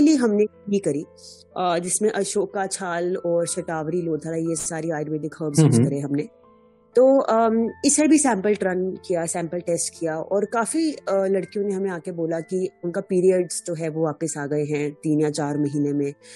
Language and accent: Hindi; Jammu, Jammu and Kashmir, India; moved away; also born or lived in Delhi / Chennai; मैं जम्मू से हूँ